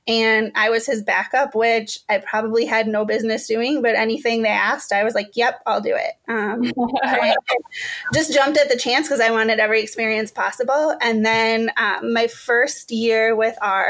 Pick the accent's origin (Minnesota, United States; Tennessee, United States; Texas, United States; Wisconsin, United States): Wisconsin, United States; Menomonie; moved away as an adult; also born or lived in Chicago; now in St. Paul, United States; I'm from Menominee, Wisconsin, which is, it's a smallish town in western Wisconsin